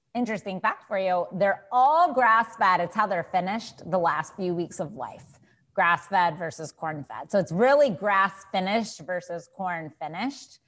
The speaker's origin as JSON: {"language": "English", "region": "Texas", "country": "United States", "said": "I am from Texas"}